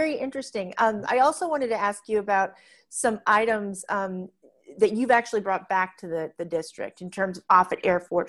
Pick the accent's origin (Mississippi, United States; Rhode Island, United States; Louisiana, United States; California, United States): California, United States; also born or lived in Arlington, Virginia; now in Virginia, United States; where I grew up in California.